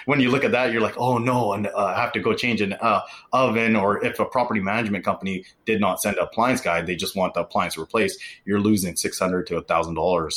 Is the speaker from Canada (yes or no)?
yes; Vancouver, British Columbia, Canada; also born or lived in Bay Area; now in Seattle, United States; I was born and raised in Canada, and all my family lives just north of Seattle, so in Vancouver, Canada.